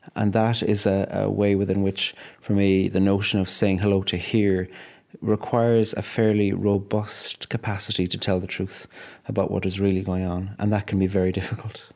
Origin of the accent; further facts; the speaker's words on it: Cork, Munster, Ireland; now in Northern Ireland, United Kingdom; a very Irish Catholic background growing up in Cork